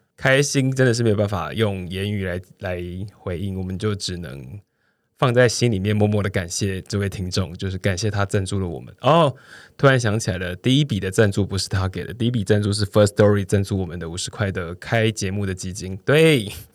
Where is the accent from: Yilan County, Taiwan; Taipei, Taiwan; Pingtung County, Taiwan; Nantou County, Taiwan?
Pingtung County, Taiwan; 屏东的，哦，我的家乡，屏东县